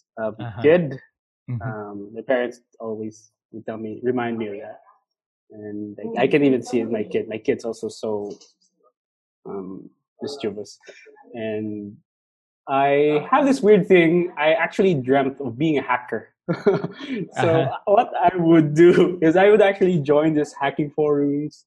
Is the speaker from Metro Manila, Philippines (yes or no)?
no; Cebu City, Central Visayas, Philippines; I grew up here actually in Cebu. I was born and raised here